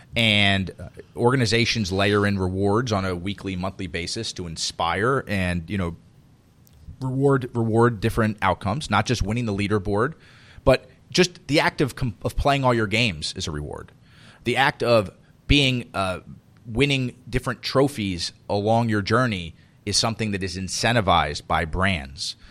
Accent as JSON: {"language": "English", "town": "Miami", "region": "Florida", "country": "United States", "tie": "born or raised there", "said": "I grew up in Miami"}